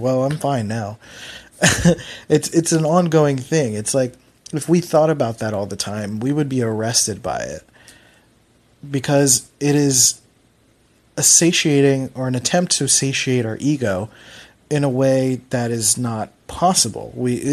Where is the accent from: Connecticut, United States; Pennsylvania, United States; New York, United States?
Pennsylvania, United States; Philadelphia; accent: Philly; moved away; the fact that I'm from Philly makes words harder, or like, I don't know, Philly speak is very lazy, and I do what I can to try to mute my Philly accent